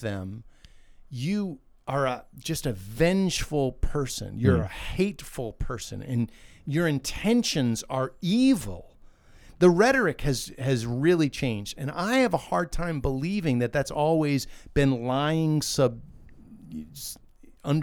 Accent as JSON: {"language": "English", "town": "Wakefield", "region": "Massachusetts", "country": "United States", "tie": "born or raised there", "also_born_or_lived": "Connecticut", "moved": "yes", "said": "I was a Red Sox fan when I was growing up because I grew up in Wakefield, Massachusetts"}